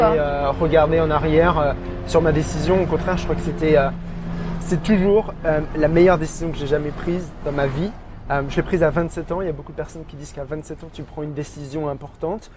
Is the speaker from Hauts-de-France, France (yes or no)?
no; small village near Auxerre, Bourgogne-Franche-Comté, France; moved away as an adult; now in Brisbane, Australia; je suis euh, originaire vraiment d'un petit village